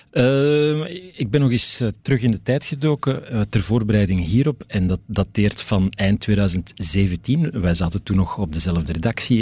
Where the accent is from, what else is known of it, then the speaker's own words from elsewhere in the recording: Antwerp, Flanders, Belgium; ik ben van het Antwerpse. Eh, geboren in Wilrijk